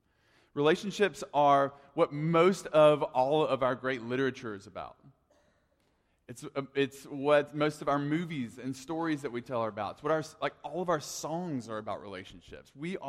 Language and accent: English; Tuscumbia, Alabama, United States; even though I grew up in Tuscumbia, they always just called me …. Like, that's what they call me, …. And I didn't have the accent that they had